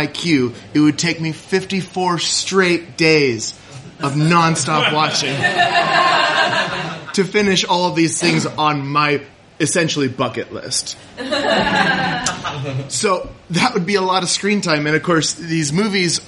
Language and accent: English; Kodiak, Alaska, United States; when I grew up in Kodiak, Alaska